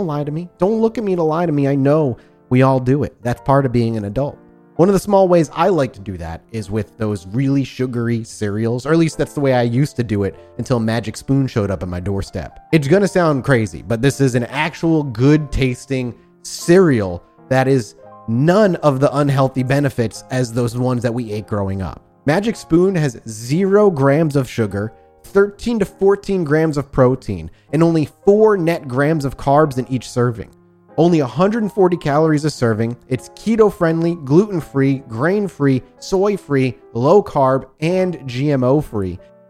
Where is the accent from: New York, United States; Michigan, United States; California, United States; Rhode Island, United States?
Rhode Island, United States; Oh, I grew up in Rhode Island.